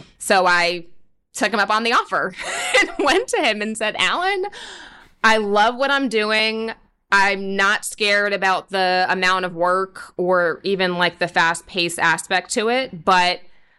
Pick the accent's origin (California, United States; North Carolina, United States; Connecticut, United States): Connecticut, United States; Stamford; also born or lived in New York; growing up in Stamford, Connecticut, that meant Wall Street